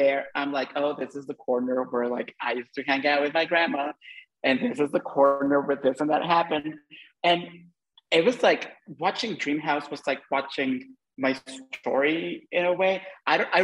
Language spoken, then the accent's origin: English; Honduras; moved away as an adult; also born or lived in United States; I'm currently in my home country, I'm in Honduras, and this is where I grew up